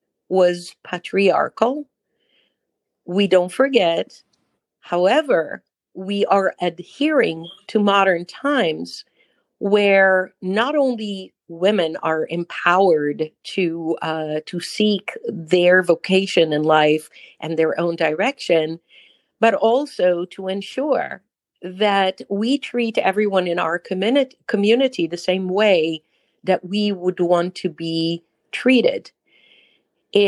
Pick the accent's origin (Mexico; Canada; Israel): Israel; accent: Israeli; first language Hebrew; English is a second language; moved away as an adult; now in United States; I was born and raised in Israel.